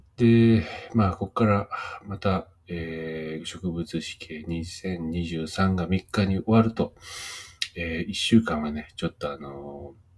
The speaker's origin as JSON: {"language": "Japanese", "region": "Gunma", "country": "Japan", "tie": "born or raised there", "moved": "yes", "lives_now": "Nagano, Japan", "said": "僕あの群馬に住んでた時、子供の頃群馬に住んでて"}